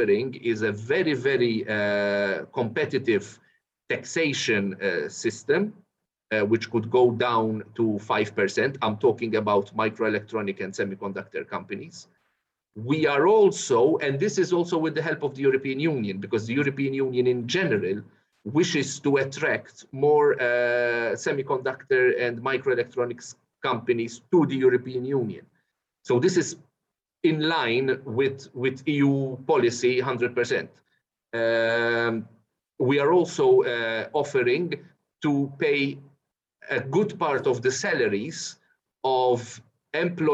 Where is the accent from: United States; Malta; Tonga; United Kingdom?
Malta; We have our Maltese language, which is also official, but English is the second language and also an official language.